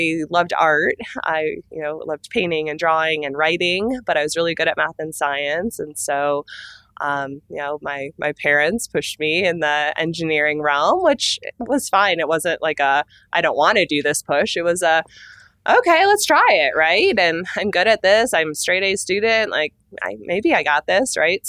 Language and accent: English; Sylvan Lake, Michigan, United States; now in Boulder, United States; I grew up in outside Detroit, Michigan, actually. So I grew up on a lake and a small town called Sylvan Lake, Michigan